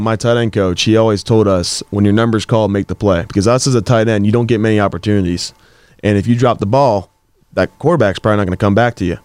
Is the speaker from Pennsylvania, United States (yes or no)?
yes; Gibsonia, Pennsylvania, United States; I grew up in Gibsonia slash Wexford area.